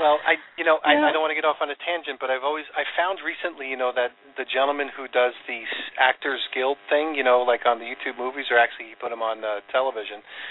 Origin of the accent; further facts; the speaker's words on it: New York, United States; I grew up in New York